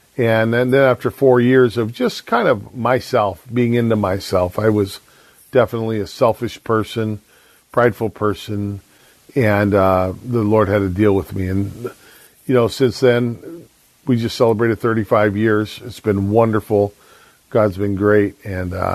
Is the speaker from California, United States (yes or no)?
yes; San Diego, California, United States; moved away as an adult; also born or lived in Vancouver, Washington; now in Longview, United States; I grew up in San Diego